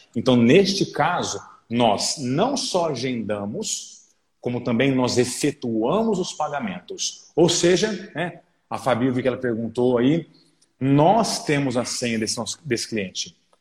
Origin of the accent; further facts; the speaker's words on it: Orlândia, São Paulo, Brazil; moved away as an adult; now in Franca, Brazil; sou natural da cidade de Orlândia e estou já há quase sete anos na cidade de Franca